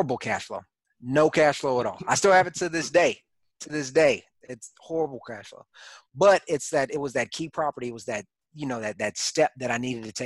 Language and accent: English; Killeen, Texas, United States; moved away as an adult; also born or lived in Houston, Texas; now in Fayetteville, United States; I'm originally from Texas, born and raised. I actually grew up in a small town called Killeen, Texas